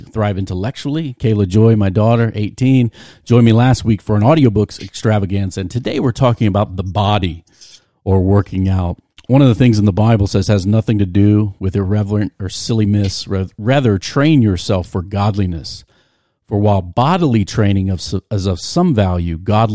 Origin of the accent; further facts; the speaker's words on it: Virginia, United States; moved away; also born or lived in New Jersey; I'm originally from Virginia, but love Jersey, Jersey for life now